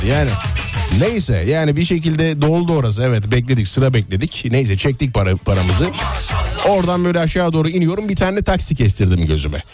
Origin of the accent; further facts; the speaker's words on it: Nazilli plain, Aydın, Turkey; Menderes'in beslediği Aydın Nazilli o, o, ovası, e, Menderes'in, Büyük Menderes'in beslediği alüvyal topraklarla, e, oluşmuş bir ova mesela. E, Büyük Menderes besliyor bizim orayı